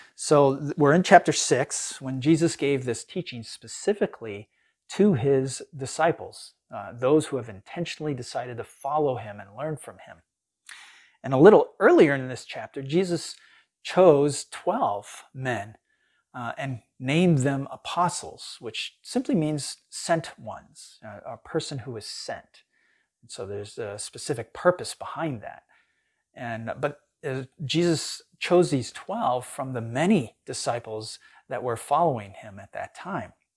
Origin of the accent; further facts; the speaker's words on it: United States; as American Christians